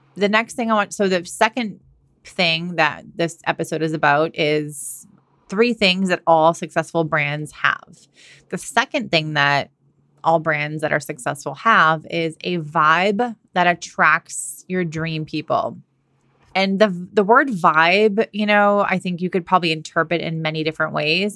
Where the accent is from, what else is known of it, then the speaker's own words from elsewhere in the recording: Massachusetts, United States; moved away as an adult; also born or lived in California / Australia / London; now in Washington State, United States; I'm from Massachusetts. I grew up there. I went to college there